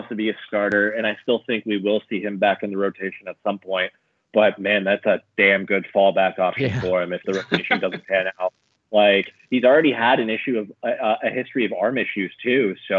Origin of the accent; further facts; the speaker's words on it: Toronto, Ontario, Canada; where I grew up here in Toronto.